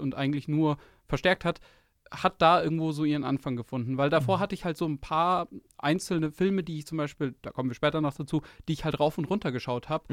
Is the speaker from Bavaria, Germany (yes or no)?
yes; near Munich, Bavaria, Germany; ich bin aus der Nähe München dort, durch unsere, durch die Schule praktisch gelaufen